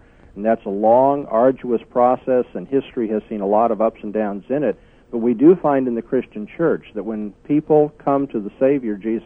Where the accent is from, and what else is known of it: United States